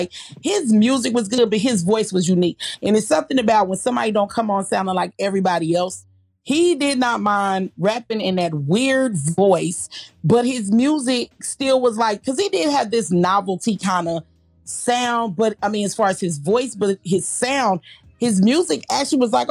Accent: Kansas City, Missouri, United States; Kansas City, Missouri, my home.

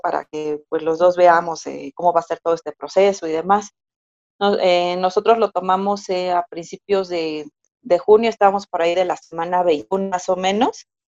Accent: Mexico City, Mexico; yo nací, crecí y actualmente resido en Ciudad de México

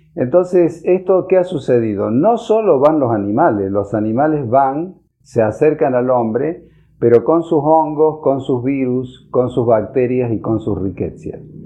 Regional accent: Argentina

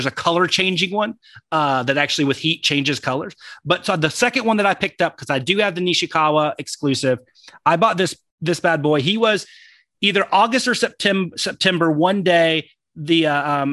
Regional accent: Texas, United States; accent: Texan; my Texan accent

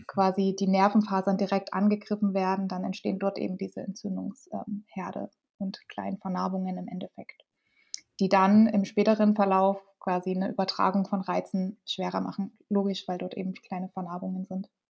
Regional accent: Dresden, Saxony, Germany; ich komme aus Dresden

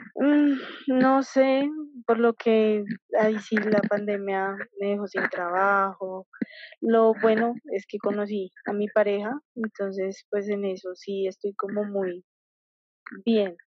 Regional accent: Colombia; yo soy de Colombia

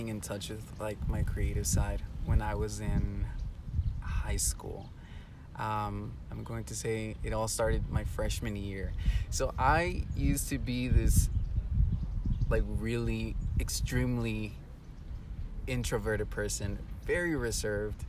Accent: Houston, Texas, United States; moved away as an adult; now in Guadalajara, Mexico; I was raised in Houston, Texas

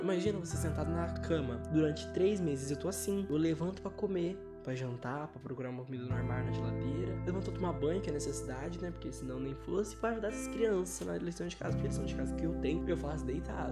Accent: Brazil; a gente é brasileiro

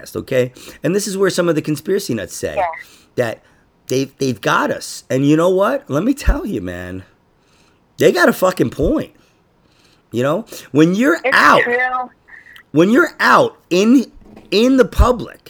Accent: New York City, New York, United States; I grew up in Queens.

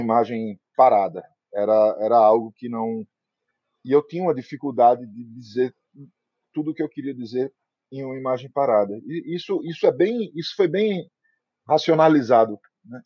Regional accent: Recife, Pernambuco, Brazil; eu sou recifense

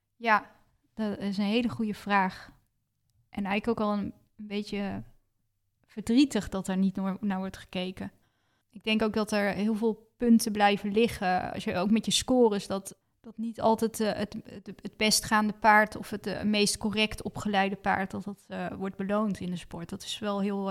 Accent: Netherlands; ik uit Nederland kwam

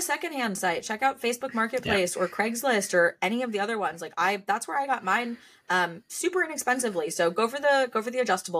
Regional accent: United States; also born or lived in Los Angeles, United States / London, United Kingdom; now in California, United States; I was born and raised on the East Coast, so I was raised just outside of New York. I lived in LA for about a year and a half before living here.

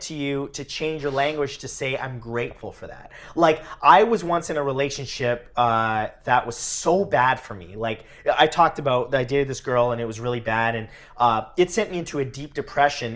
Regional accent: Welland, Ontario, Canada; I grew up in Welland, Ontario, Canada

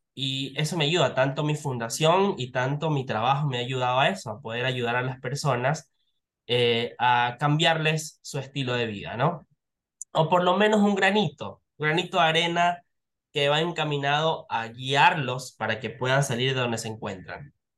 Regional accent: Ecuador; nosotros como ecuatorianos

